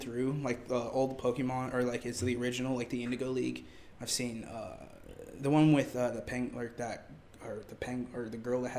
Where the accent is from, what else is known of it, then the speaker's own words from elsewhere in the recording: Joplin, Missouri, United States; whenever I'm back home and they ask me like where I'm from, I'm like, oh, I'm from Joplin.